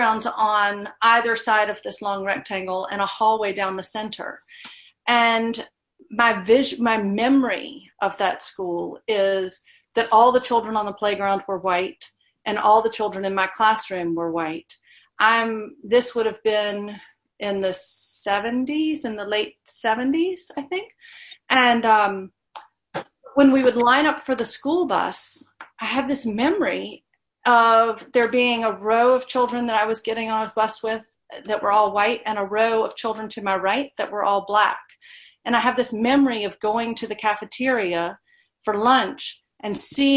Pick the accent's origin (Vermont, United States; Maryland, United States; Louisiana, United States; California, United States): Louisiana, United States; Baton Rouge and Monroe; I grew up in Baton Rouge and Monroe, in Louisiana.